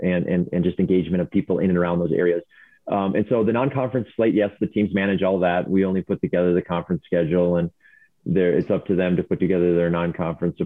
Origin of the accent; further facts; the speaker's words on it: Minnesota, United States; moved away as an adult; now in Colorado, United States; I grew up in Minnesota